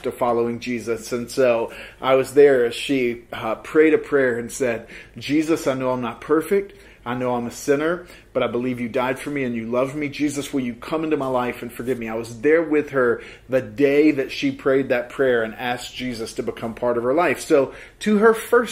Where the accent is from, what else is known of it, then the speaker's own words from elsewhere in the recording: the South, United States; moved away; I grew up in the South and Baptist tradition